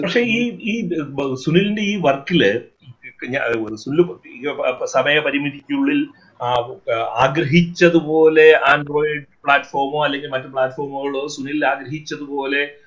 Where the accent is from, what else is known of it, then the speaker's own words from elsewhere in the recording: Kottayam, Kerala, India; ഞാനൊരു കോട്ടയംകാരൻ ആയതുകൊണ്ട്